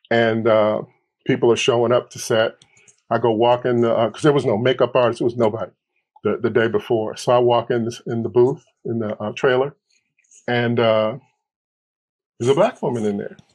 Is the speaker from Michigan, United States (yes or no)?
yes; Detroit, Michigan, United States; I'm from Detroit here in Los Angeles.